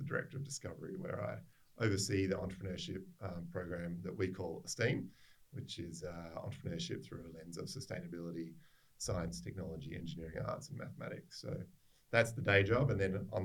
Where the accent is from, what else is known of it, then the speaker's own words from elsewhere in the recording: Adelaide, South Australia, Australia; moved away as an adult; also born or lived in Brisbane / Sydney; now in Perth, Australia; I'm from Adelaide originally